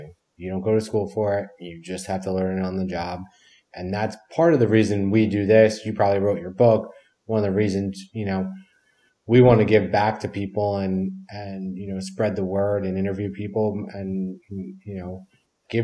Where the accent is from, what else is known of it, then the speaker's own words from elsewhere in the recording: Northeast, United States; We're from the Northeast